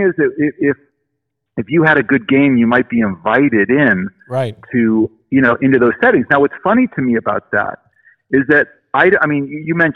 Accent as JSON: {"language": "English", "town": "Los Angeles", "region": "California", "country": "United States", "tie": "born or raised there", "said": "I grew up in Los Angeles in the 70s."}